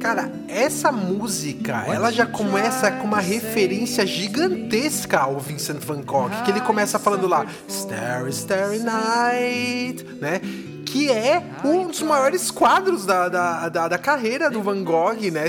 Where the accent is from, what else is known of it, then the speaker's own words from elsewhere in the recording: São Paulo, Brazil; moved away; Eu cresci, nasci em São Paulo